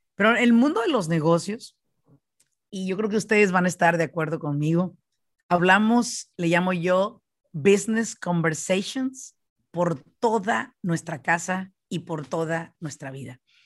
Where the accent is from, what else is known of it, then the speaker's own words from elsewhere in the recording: Michoacán, Mexico; now in United States; yo soy de Michoacán